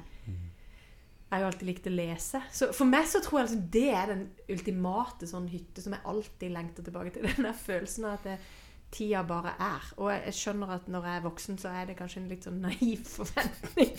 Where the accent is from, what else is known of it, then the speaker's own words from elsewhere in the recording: Sørlandet, Norway; jeg vokste opp med eh, På Sørlandet så er det jo sånn sørlendinger blir helst på Sørlandet